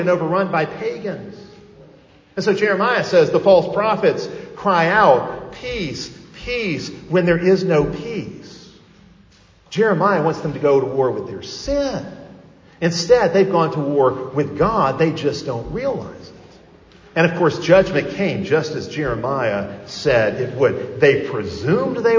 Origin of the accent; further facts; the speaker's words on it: outside of Chicago, Illinois, United States; moved away; I grew up outside of Chicago